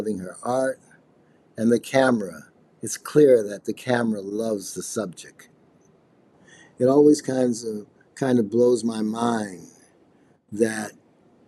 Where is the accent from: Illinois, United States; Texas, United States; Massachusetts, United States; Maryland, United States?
Illinois, United States; Chicago; I'm from Chicago, and I'm a multimedia artist